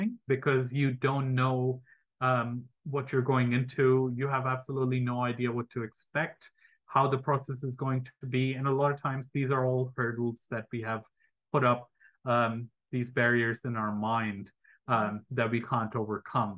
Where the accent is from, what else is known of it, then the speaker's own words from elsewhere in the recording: Canada; moved away as an adult; also born or lived in Australia; now in New Zealand; as a Canadian coming to Australia